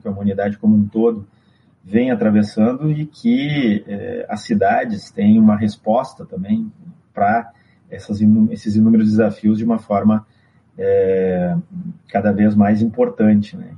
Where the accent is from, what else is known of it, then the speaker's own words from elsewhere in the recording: Brazil; Nós nos apresentamos como brasileiros no exterior